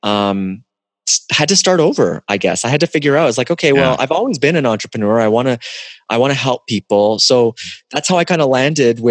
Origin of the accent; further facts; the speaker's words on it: Toronto, Ontario, Canada; moved away as an adult; also born or lived in the Arctic; now in United States; I'm originally from Toronto